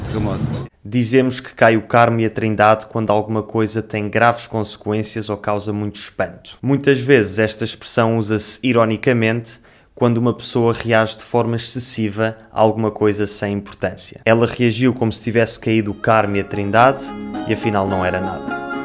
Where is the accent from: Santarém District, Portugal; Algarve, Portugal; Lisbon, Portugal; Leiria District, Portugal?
Lisbon, Portugal; accent: Lisbon; also born or lived in Madeira; em Lisboa, o sotaque com que crescemos é muito parecido àquele que ouvimos na televisão